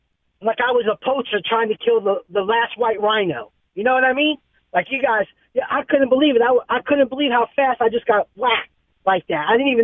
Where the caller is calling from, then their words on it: New York City, New York, United States; from New York City, brother.